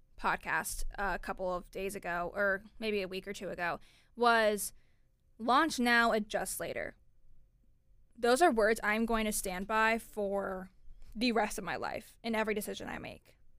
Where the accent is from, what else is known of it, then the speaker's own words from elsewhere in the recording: Orlando, Florida, United States; I'm originally from Orlando, Florida.